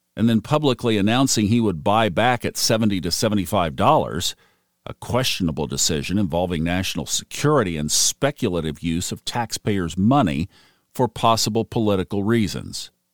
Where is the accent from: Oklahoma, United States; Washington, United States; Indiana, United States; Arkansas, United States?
Oklahoma, United States; now in Smoky Mountains, United States; growing up in Oklahoma and having a grandfather who was in the energy arena